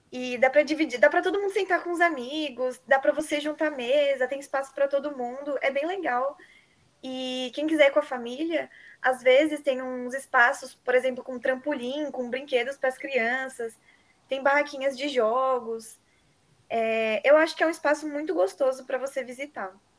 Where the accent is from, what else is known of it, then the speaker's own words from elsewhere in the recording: São Paulo, Brazil; moved away as an adult; now in Bauru, Brazil; eu sou de São Paulo Geralmente eu apenas estudo em Bauru, na Unesp